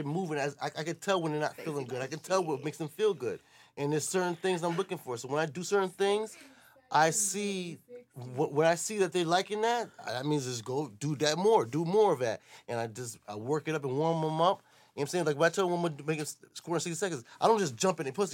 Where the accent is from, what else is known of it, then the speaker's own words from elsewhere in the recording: New York City, New York, United States; moved away as an adult; now in the South, United States; I'm from Brooklyn